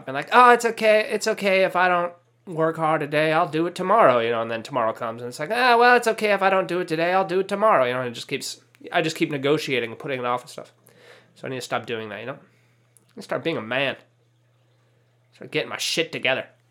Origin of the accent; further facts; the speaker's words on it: California, United States; I grew up in Mexico. I mean, California